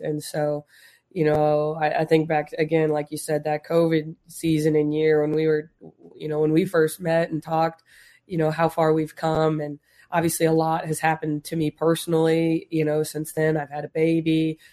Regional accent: Las Vegas, Nevada, United States; we're from Vegas

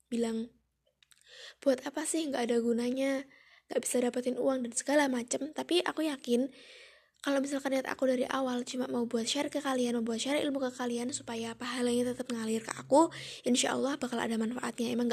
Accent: Yogyakarta, Special Region of Yogyakarta, Indonesia; aku anak pertama dari dua bersaudara dan aku asli dari Yogyakarta.

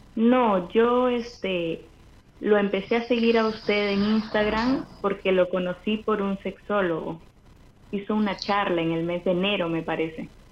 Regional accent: Chimbote, Ancash, Peru; nací en Chimbote

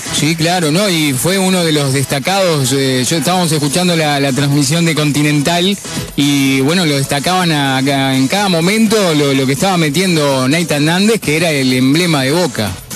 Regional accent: Uruguay; nosotros que, que somos uruguayos

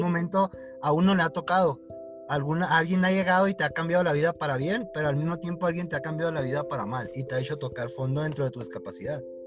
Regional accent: Hidalgo del Parral, Chihuahua, Mexico; moved away as an adult; now in Chihuahua, Mexico; Somos de Chihuahua los dos, uno de Pará y, el otro y ella de la capital

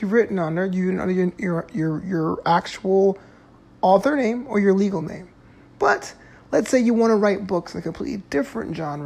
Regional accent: New York City, New York, United States; now in Southern California, United States; I'm from New York City

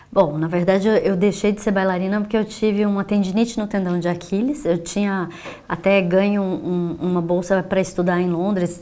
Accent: Brazil; como brasileira

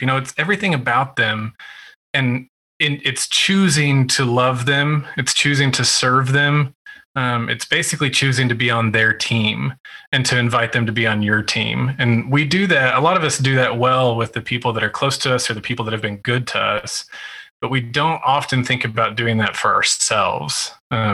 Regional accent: West Texas, United States; I grew up in West Texas

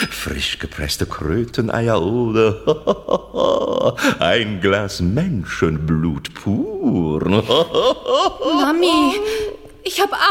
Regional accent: Transylvania, Romania; born there; Also ich muss ja an dieser Stelle sagen, ich bin ja wirklich in Transsilvanien geboren.

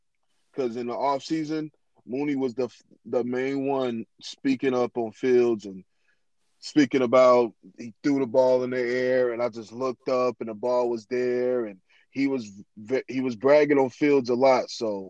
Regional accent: Illinois, United States; Maybe it's because I'm from Illinois

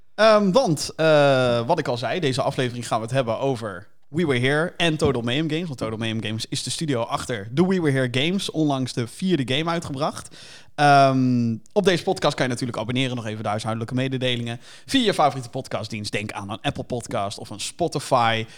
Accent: Rotterdam, South Holland, Netherlands; Kan je dan horen dan, dat we uit Rotterdam komen

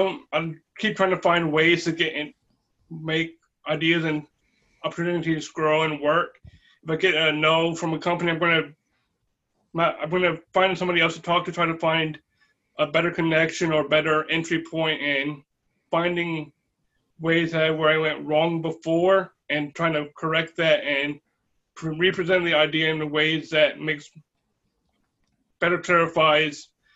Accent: Lynchburg, Virginia, United States; I grew up in Lynchburg. I was raised in Lynchburg, but I did grow up. I spent 2 years in Northern Virginia while my parents were still transitioning out of the military.

